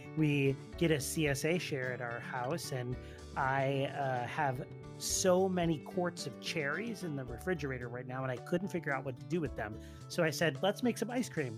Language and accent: English; just outside of Philadelphia, Pennsylvania, United States; Janine, and I are from just outside of Philadelphia, where it is really just sweaty all the time